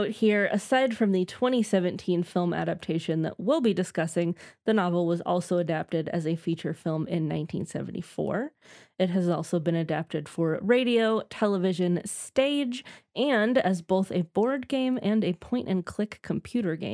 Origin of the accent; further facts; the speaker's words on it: St. Louis, Missouri, United States; especially growing up in St. Louis. Yes, we, we both grew up in St.